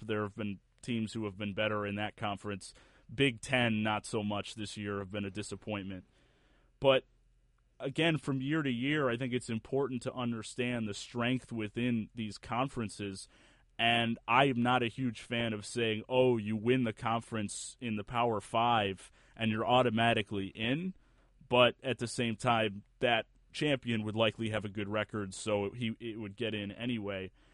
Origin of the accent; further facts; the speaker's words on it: Buffalo, New York, United States; my hometown university at Buffalo Bulls